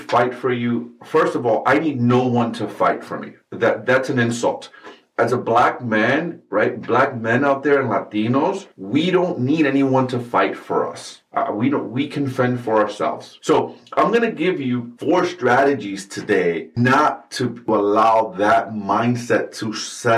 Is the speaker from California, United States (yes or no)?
no; New York City, New York, United States; I am a brown man that was born and raised in New York City in the United States of America.